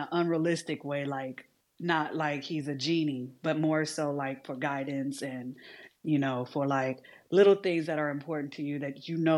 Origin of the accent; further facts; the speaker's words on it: Detroit, Michigan, United States; I grew up in Detroit